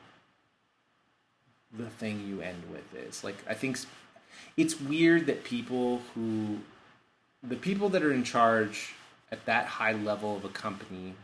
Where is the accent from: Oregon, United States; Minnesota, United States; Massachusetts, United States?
Oregon, United States; Bend; we're from Bend.